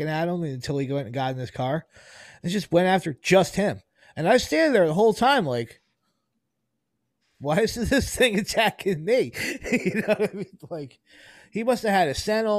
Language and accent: English; United States; us growing up in America